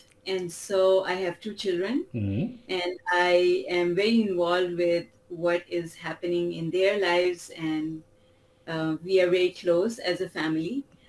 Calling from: Toronto, Ontario, Canada; Toronto. Canada.

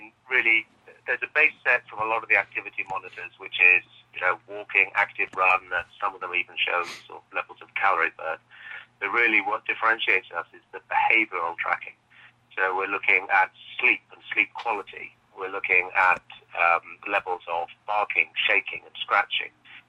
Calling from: Cambridge, East of England, United Kingdom; also born or lived in Oxford; I'm calling you from Cambridge in the UK.

